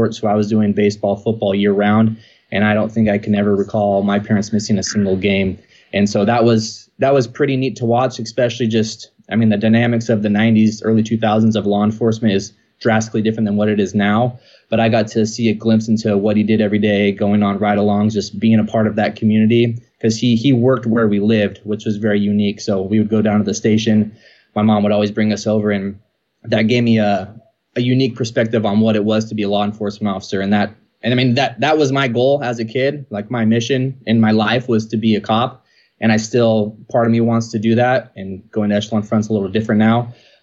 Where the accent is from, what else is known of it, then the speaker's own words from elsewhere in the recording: Rocklin, California, United States; also born or lived in Sacramento; I grew up in Rockland. So that's actually the name of the town. I now reside in Lincoln.